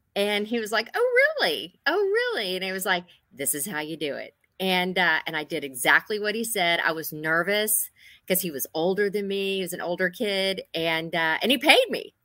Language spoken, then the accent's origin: English; Gonzales, Texas, United States; moved away as an adult; also born or lived in Houston, Texas; now in Northern Virginia, United States; I grew up in Gonzales, Texas, born in Houston, Texas